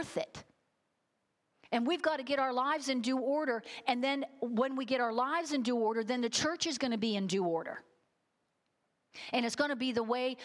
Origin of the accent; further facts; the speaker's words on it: United States; American Christians